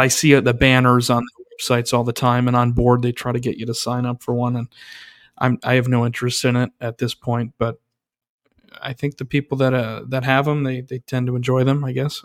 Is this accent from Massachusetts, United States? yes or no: no; New York, United States; as a New Yorker